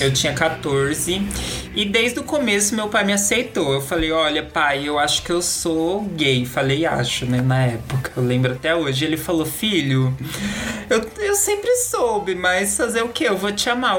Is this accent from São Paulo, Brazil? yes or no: yes; Itu, São Paulo, Brazil; moved away as an adult; now in São Paulo, Brazil; eu sou de Itu, interior de São Paulo, lá do mundo das vacas, do mato, bem tranquilo